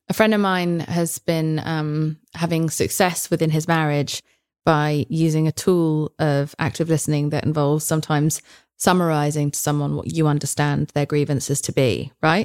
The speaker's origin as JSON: {"language": "English", "region": "England", "country": "United Kingdom", "said": "I'm English"}